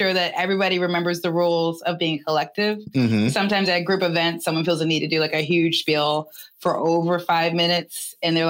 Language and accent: English; Baltimore, Maryland, United States; moved away as an adult; now in New York City, United States